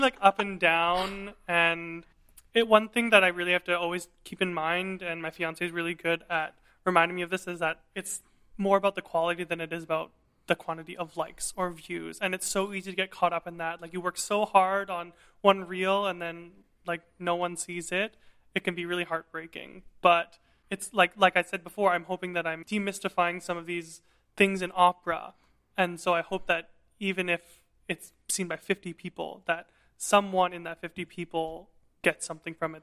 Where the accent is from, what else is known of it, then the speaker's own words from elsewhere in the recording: Vancouver, British Columbia, Canada; moved away as an adult; also born or lived in Montreal, Canada; now in Berlin, Germany; I'm a Chinese-Canadian tenor. and I'm originally from Vancouver, British Columbia.